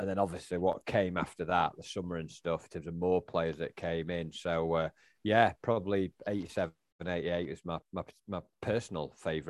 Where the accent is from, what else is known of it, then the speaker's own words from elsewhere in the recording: Sheffield, Yorkshire and the Humber, United Kingdom; born there; Well, for me, I was born in Sheffield, as you were.